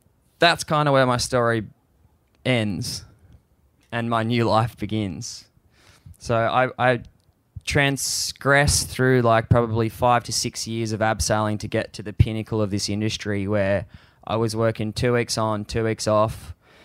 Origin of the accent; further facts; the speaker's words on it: Sydney, New South Wales, Australia; I grew up surfing around Long Reef